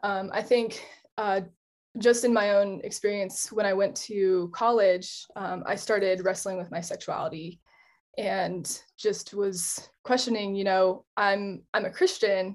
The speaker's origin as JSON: {"language": "English", "region": "Colorado", "country": "United States", "tie": "born or raised there", "said": "I'm also American. And I grew up in Colorado."}